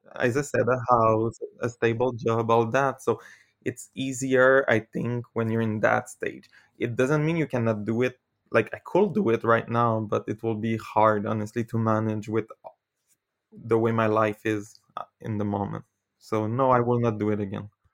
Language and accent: English; Canada; first language French; English is a second language; I'm from Canada